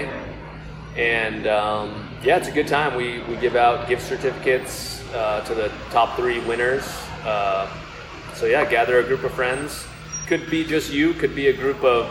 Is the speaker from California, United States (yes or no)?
yes; North County San Diego, California, United States; I grew up in North County.